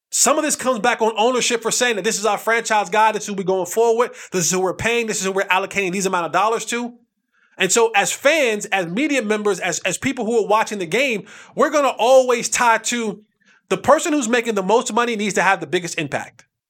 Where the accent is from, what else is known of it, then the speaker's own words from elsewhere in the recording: New Jersey, United States; I'm from Jersey. We used to have crabs at our cookout